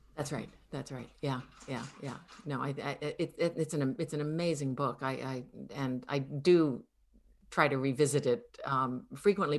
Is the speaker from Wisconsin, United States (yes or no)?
no; Connecticut, United States; growing up in Connecticut were very exotic